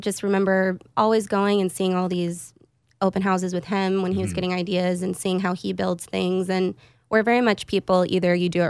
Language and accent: English; Austin, Texas, United States; But I'm actually an Austin native. I grew up here over in Lakeway.